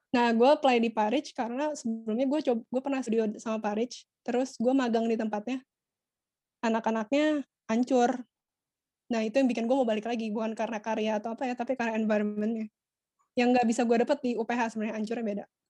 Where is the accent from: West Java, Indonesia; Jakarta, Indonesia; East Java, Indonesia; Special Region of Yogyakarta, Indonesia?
Jakarta, Indonesia; Jakarta Utara gue Utara